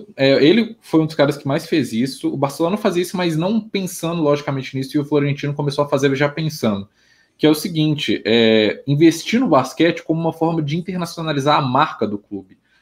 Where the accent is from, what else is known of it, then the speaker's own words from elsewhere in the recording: Minas Gerais, Brazil; Eu sou de Minas Gerais